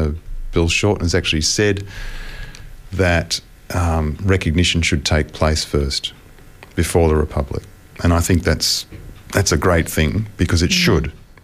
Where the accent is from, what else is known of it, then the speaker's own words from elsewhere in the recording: Australia; myself as an Australian